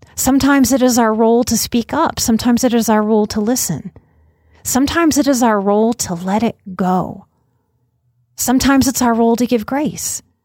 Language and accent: English; New Orleans, Louisiana, United States; growing up in New Orleans